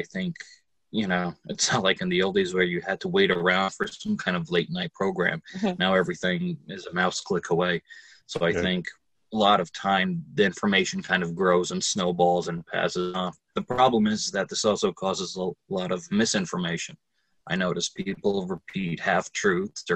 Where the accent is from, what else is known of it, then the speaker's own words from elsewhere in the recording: Lodi, New Jersey, United States; Growing up in Jersey and growing up in Lodi